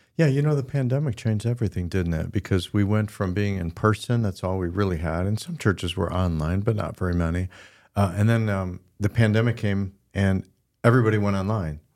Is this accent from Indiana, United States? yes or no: no; Midland, Michigan, United States; I'm not from Grand Rapids, we're from Midland